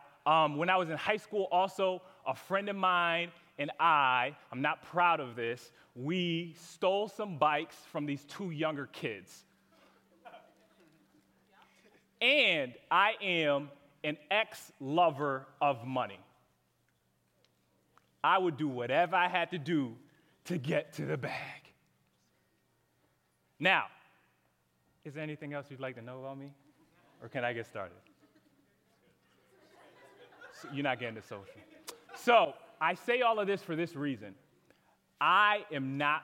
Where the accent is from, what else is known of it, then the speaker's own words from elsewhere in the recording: Connecticut, United States; moved away as an adult; I'm from Connecticut originally, so I moved down here about 3 years ago